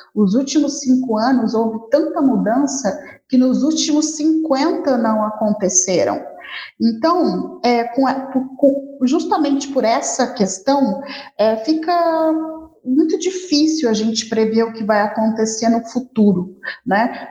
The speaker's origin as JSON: {"language": "Portuguese", "region": "Rio de Janeiro", "country": "Brazil", "moved": "yes", "lives_now": "Campo Grande, Brazil", "said": "Sou carioca, mas adoro morar aqui em Campo Grande"}